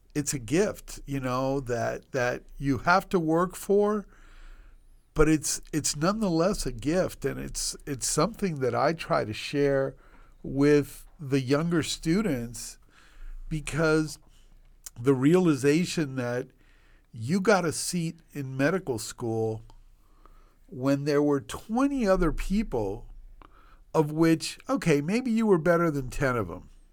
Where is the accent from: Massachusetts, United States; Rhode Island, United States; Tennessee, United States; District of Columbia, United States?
District of Columbia, United States; Washington, D.C. area; born or raised there; also born or lived in Cuba / Puerto Rico; now in Miami, United States